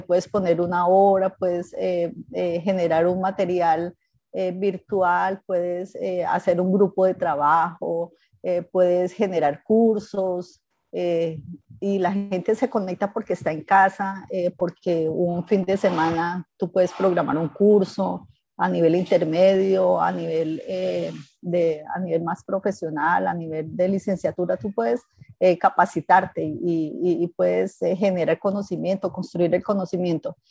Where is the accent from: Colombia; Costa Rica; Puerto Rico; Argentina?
Colombia; Ibagué, Tolima; moved away as an adult; also born or lived in Armenia, Colombia; now in Ecuador; Somos del Tolima, de Ibagué, allá nos forjamos, crecimos